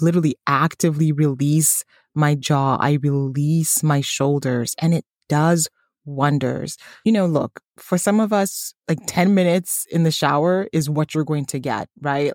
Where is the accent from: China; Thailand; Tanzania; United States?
Tanzania; moved away; my home country, Tanzania